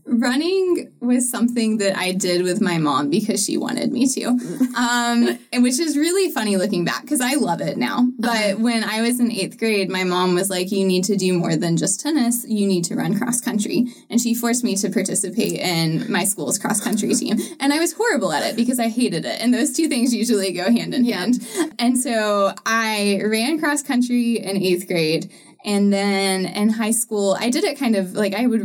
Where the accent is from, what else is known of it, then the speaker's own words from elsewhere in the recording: Georgia, United States; also born or lived in Chattanooga, Tennessee / Utah / South Florida; So I was born in Chattanooga, um, but lived sort of across the Georgia line. Lived in Utah for a little bit, moved down to South Florida, and then went to high school